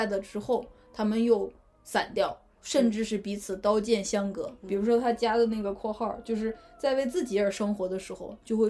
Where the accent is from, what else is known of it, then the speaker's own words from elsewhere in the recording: Northeast China, China; accent: Northeastern; 用我们东北话来说，